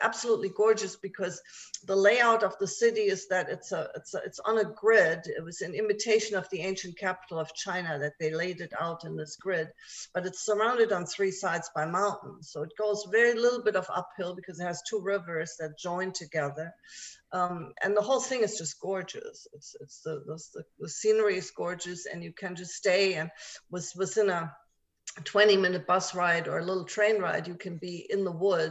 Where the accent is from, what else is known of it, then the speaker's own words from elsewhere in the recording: Germany; English is a second language; moved away; also born or lived in Japan; I was born and raised in Germany, and I do still speak German, and then, of course, English